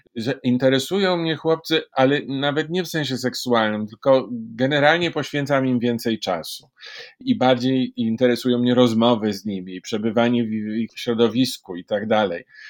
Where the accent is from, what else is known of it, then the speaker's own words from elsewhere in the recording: Warsaw, Masovian Voivodeship, Poland; Urodziłem się w Warszawie.